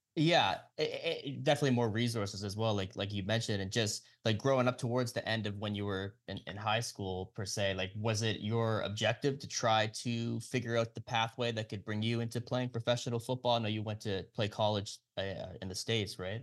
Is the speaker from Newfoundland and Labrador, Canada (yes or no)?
no; Nova Scotia, Canada; also born or lived in Halifax, Canada; I'm from Nova Scotia as well. So I live in Halifax.